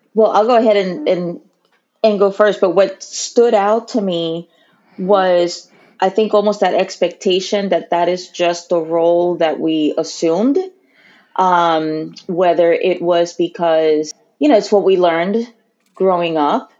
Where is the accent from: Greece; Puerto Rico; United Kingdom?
Puerto Rico; I consider myself Puerto Rican. I was born and raised uh, there